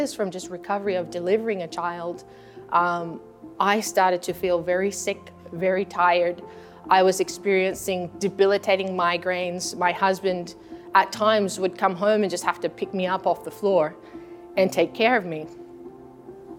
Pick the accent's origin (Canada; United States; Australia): Australia; moved away; I'm born and raised in Australia among the Aboriginal people, and that's my own personal heritage.